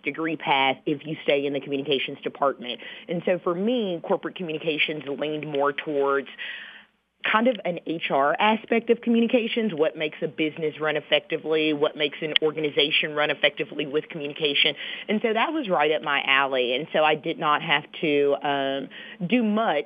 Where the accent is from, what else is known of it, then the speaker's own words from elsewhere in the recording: Missouri City, Texas, United States; also born or lived in Beaumont, Texas; I am from Houston, Texas. Actually, a smaller suburban area outside of Houston, the Missouri City, Stafford area